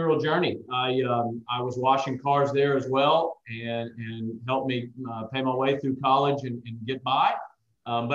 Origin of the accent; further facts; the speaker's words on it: Macon, Georgia, United States; also born or lived in Charleston, South Carolina; I had what I would consider almost a real business in my hometown of Macon, Georgia, where I'm from